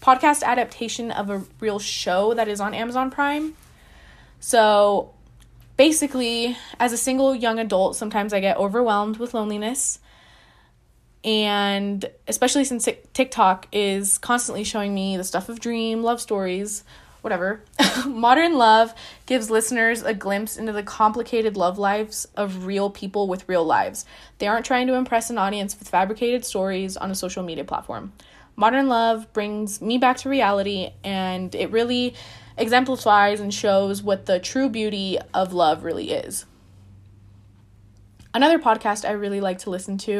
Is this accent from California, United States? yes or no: no; Lake Havasu City, Arizona, United States; I'm from Lake Havasu City, Arizona